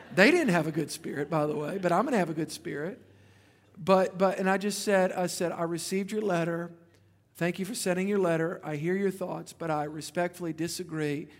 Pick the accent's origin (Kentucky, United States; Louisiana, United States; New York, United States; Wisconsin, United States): Louisiana, United States; I'm from Louisiana